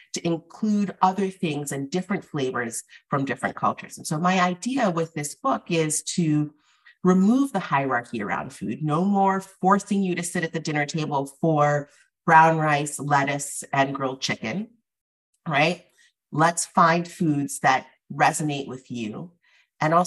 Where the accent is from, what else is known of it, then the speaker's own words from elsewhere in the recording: the Northeast, Massachusetts, United States; I was born in the Northeast and I'm of Afro-Caribbean descent